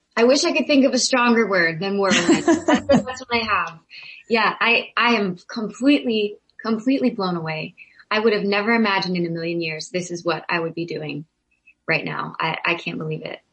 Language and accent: English; Zanesville, Ohio, United States; I'm from Zanesville, Ohio.